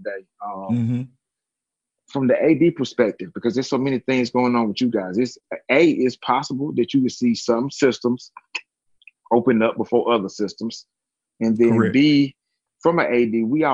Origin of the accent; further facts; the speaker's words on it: DeKalb County, Georgia, United States; also born or lived in Gwinnett County, Georgia; the zip code I grew up in DeKalb County is the hardest hit zip code in DeKalb County. The zip code I live in Gwinnett County